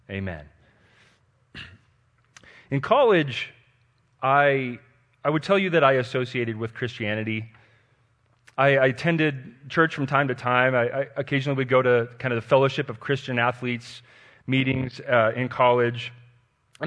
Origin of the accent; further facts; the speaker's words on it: Denver, Colorado, United States; And I'm a Colorado native. I was born and raised in Denver.